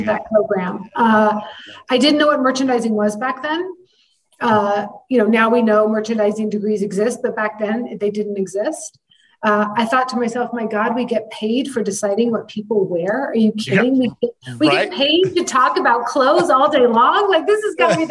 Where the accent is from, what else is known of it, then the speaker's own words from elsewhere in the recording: San Francisco, California, United States; I had moved home. I'm from San Francisco. I'm from the Bay Area.